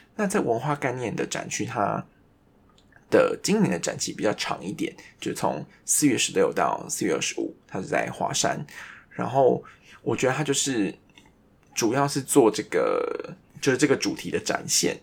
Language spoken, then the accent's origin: Chinese; Taiwan; 我们台湾人